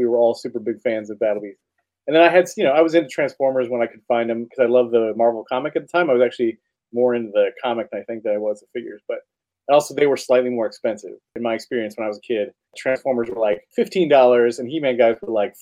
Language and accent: English; Ringle, Wisconsin, United States; I grew up outside of Wausau, Wisconsin, in a town called Ringle